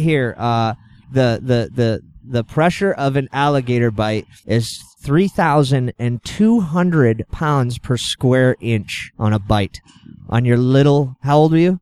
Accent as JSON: {"language": "English", "town": "Exeter", "region": "New Hampshire", "country": "United States", "tie": "born or raised there", "said": "I was born and raised in Exeter, New Hampshire."}